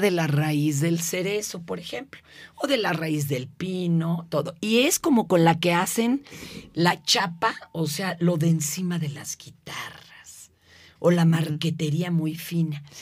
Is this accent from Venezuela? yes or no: no; Mexico City, Mexico; also born or lived in Izcalli Chamapa, State of Mexico; Yo vivía hasta Izcalichamapa